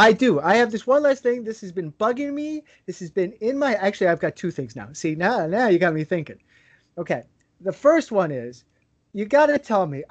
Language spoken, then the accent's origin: English; Chicago, Illinois, United States; also born or lived in Trinidad; now in Trinidad and Tobago; I'm from Chicago